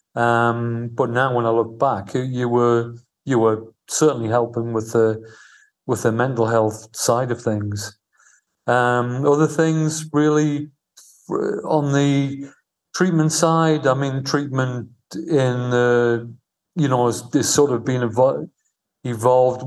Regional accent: Newcastle upon Tyne, North East England, United Kingdom; moved away as an adult; also born or lived in London; now in Al Ain, United Arab Emirates; I was from Newcastle

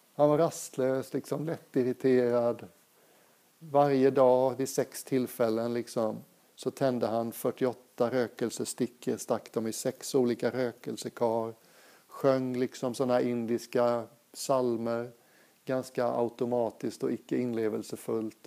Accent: Sweden; moved away as an adult; also born or lived in Thailand / England; Jag är svensk

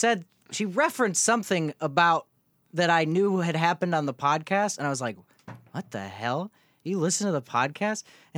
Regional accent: United Kingdom; Hey, we're British.

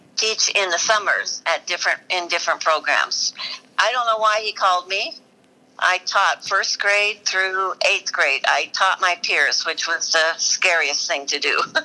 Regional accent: Alaska, United States; I was raised in Alaska

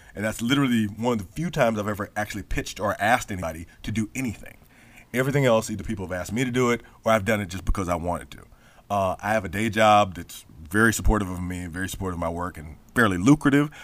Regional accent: Memphis, Tennessee, United States; I grew up in Memphis

